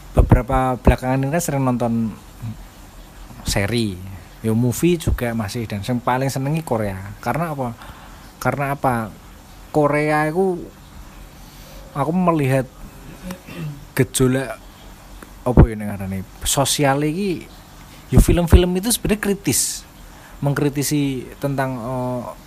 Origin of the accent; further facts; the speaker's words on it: Java, Indonesia; first language Javanese; Indonesian is a second language; kita lahir di Jawa